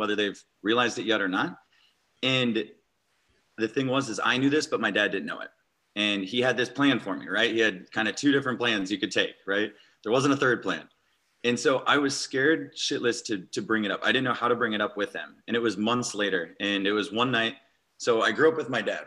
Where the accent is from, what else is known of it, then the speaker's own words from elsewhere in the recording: Eastern Iowa, United States; now in San Diego, United States; I grew up on a small town farm in Eastern Iowa